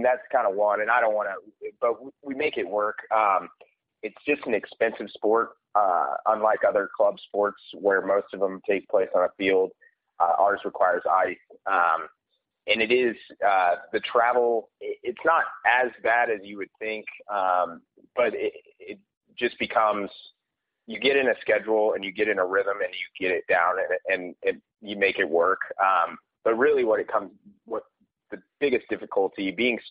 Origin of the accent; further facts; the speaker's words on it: Kansas City, United States; I grew up playing in Kansas City